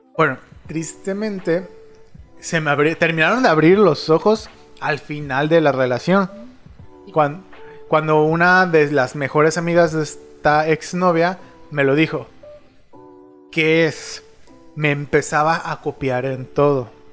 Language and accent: Spanish; Mexico City, Mexico; soy chilango